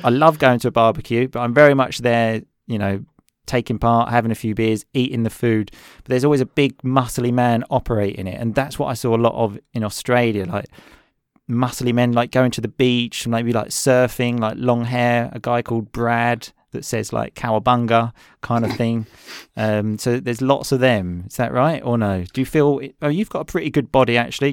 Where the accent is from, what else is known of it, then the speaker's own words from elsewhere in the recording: England, United Kingdom; I'm English